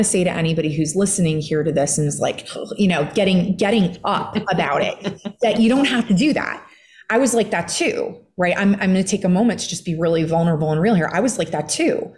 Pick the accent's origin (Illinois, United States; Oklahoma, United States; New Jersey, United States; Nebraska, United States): Illinois, United States; just outside of Chicago; I grew up in the heartland and just outside of Chicago, Midwesterner